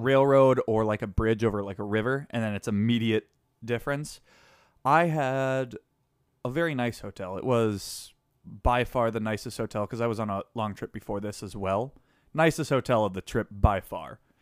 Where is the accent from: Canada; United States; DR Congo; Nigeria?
United States; Wisconsin; I come from Wisconsin